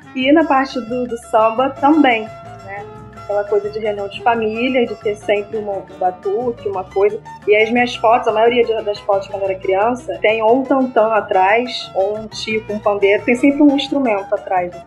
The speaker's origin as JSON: {"language": "Portuguese", "region": "Rio de Janeiro", "country": "Brazil", "tie": "born or raised there", "said": "um lugar que eu vim da Rocinha"}